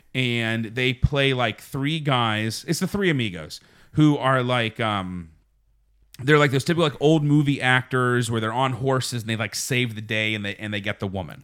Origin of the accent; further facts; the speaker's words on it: Uniontown, Pennsylvania, United States; we grew up in Uniontown, which is very close to Seven Springs